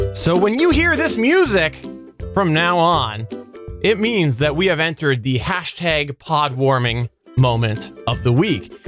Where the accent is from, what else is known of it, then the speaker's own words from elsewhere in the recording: Canada; I'm the Canadian